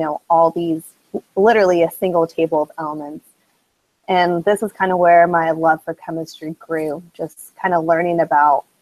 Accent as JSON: {"language": "English", "town": "San Diego", "region": "California", "country": "United States", "moved": "as an adult", "lives_now": "Mississippi, United States", "said": "I'm originally from San Diego, California"}